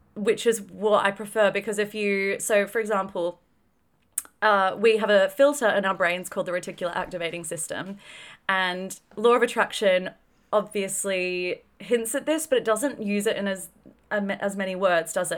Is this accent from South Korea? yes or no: no; Australia; grew up in a fairly affluent country, grew up in Australia